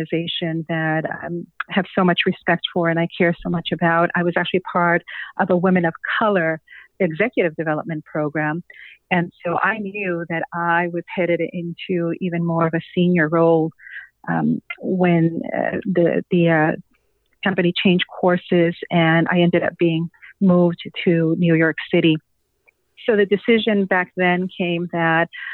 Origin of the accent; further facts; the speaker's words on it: San Luis Potosí, Mexico; first language Spanish; English is a second language; moved away as an adult; now in United States; I arrived in the United States in 1993, right, as I was completing college at the university in my hometown of San Luis Potosí, Mexico.